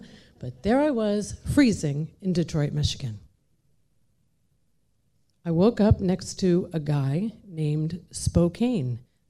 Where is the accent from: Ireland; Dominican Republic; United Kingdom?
Ireland; I'm Irish. We drink. That's what we do.